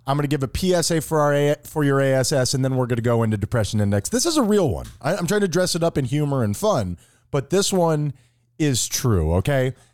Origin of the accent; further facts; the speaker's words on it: South Florida, United States; I was growing up in South Florida in the eighties